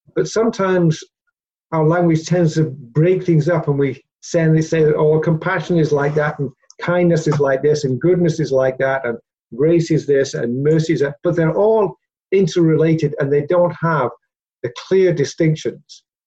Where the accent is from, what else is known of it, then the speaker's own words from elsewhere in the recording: Peterborough, Ontario, Canada; moved away; also born or lived in Papua New Guinea; growing up in the church um, in Peterborough, uh, back in the uh, 60s